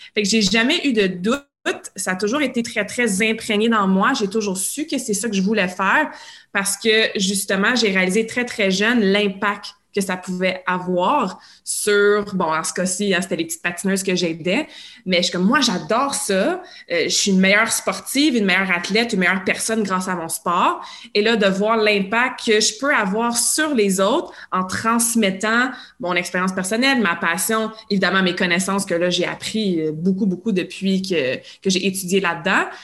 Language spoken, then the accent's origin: French; Montreal, Quebec, Canada; also born or lived in Sherbrooke / Australia; Moi, je viens de l'ouest de Montréal